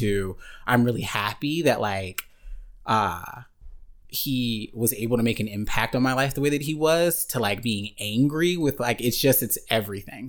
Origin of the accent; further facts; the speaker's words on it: Murfreesboro, Tennessee, United States; moved away; I'm from Murfreesboro, Tennessee, very small town, just underneath Nashville.